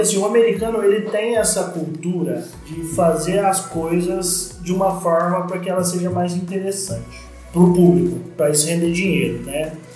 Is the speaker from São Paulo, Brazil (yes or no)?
yes; Franca, São Paulo, Brazil; quando eu voltei para Franca, em 99, meu pai tinha uma escolinha de basquete aqui